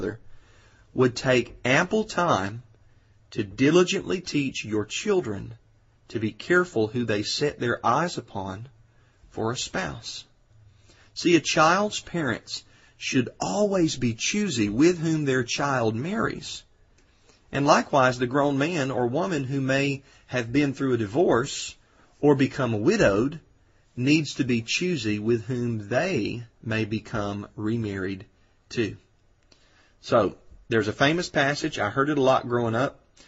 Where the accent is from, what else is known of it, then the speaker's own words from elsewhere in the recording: Georgia, United States; here in Georgia, my home state